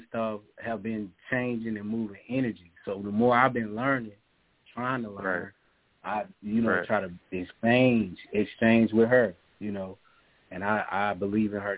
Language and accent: English; the South, United States; I'm from the South